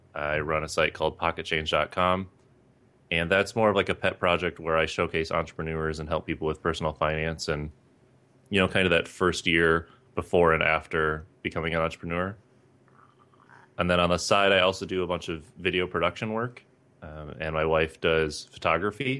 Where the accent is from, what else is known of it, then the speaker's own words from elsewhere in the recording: Northern Michigan, United States; moved away as an adult; I grew up in Northern Michigan